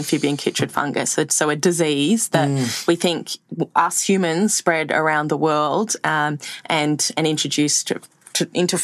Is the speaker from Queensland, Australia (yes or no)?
no; Sydney, New South Wales, Australia; I grew up in Surrey Hills in Sydney, so like pretty city kid